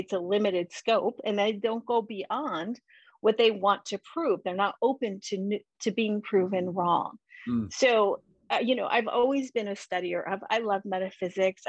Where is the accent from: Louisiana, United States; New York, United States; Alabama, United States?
New York, United States; I grew up in New York